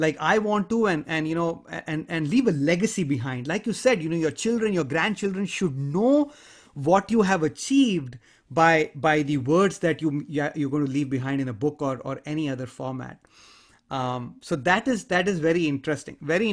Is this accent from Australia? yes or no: no; India; I grew up in a culture, I come from India, I grew up in a culture where stranger danger is a reality.